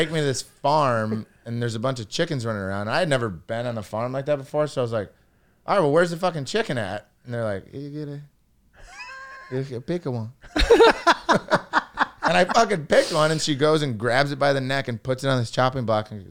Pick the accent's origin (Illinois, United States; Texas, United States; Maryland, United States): Illinois, United States; Rockford; moved away; Outside Chicago. So we would have to drive Rockford, Illinois, like an hour into the airport